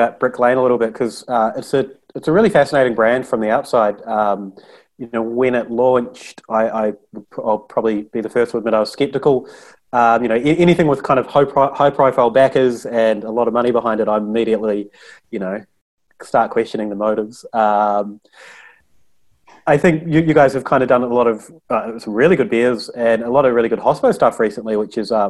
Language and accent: English; New Zealand; being New Zealander